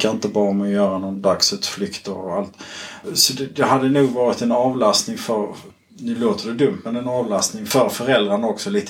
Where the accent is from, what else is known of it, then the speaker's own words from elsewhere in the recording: Kristianstad, Skåne, Sweden; jag är uppvuxen i, eh, i Kristianstad kommun